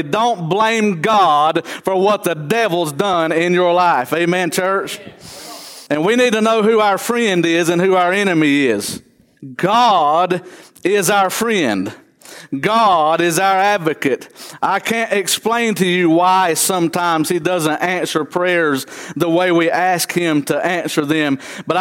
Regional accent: Trap Hill, North Carolina, United States; I was raised in Trap Hill, North Carolina

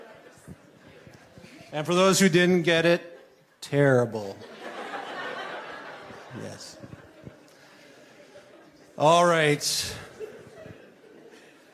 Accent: Swift Current, Saskatchewan, Canada; moved away as an adult; now in southern Ontario, Canada; I was born in Swift Current, Saskatchewan. I'm a Saskatchewan boy, born out west, grew up out west.

